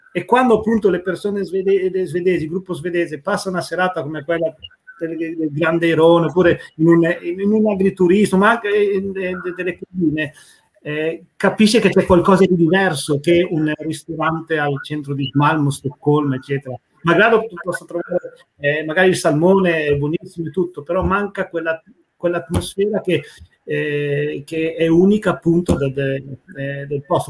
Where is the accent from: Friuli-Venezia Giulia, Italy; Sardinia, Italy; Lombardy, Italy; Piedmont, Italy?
Piedmont, Italy; Tortona; moved away as an adult; now in Trelleborg, Sweden; io sono nato e cresciuto a Tortona